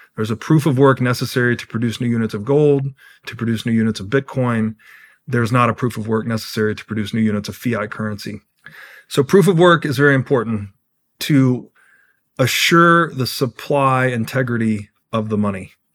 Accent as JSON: {"language": "English", "region": "Tennessee", "country": "United States", "tie": "born or raised there", "said": "I grew up in Tennessee"}